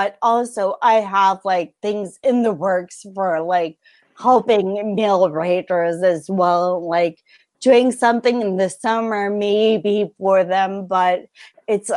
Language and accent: English; California, United States; I wasn't born on the West Coast. I was raised in California